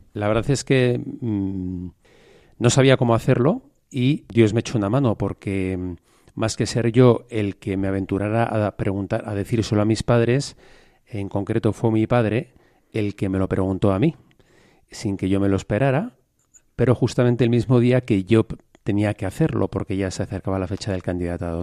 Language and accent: Spanish; Madrid, Community of Madrid, Spain; De Madrid. De Madrid, también soy legionario de Cristo